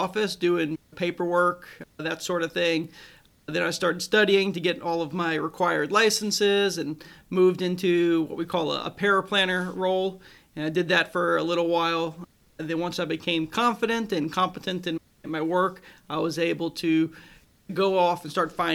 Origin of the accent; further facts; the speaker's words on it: Florence, Kentucky, United States; also born or lived in Corbin, Kentucky; I grew up in Northern Kentucky, up in Florence